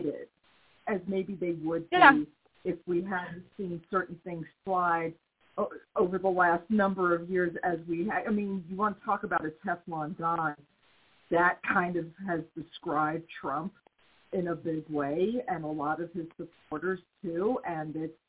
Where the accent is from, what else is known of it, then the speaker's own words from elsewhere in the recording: United States; I'm still American